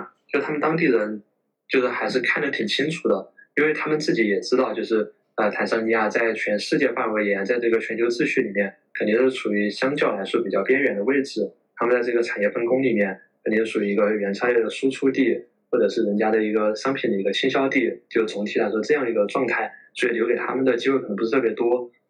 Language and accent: Chinese; China; now in Tanzania; 就是我觉得作为一个中国人，就是来到非洲之后，呃，在当地的这个社会里面，我觉得我们是一种结构性的或者体系性的一种优势